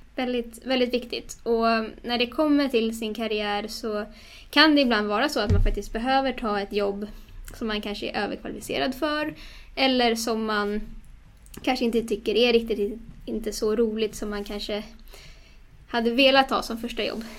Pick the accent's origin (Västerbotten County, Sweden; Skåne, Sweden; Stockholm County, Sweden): Stockholm County, Sweden; Stockholm; moved away; Jag är ju från Stockholm ursprungligen men eh, har rotat mig mer och mer i Stockholm igen efter några år därifrån.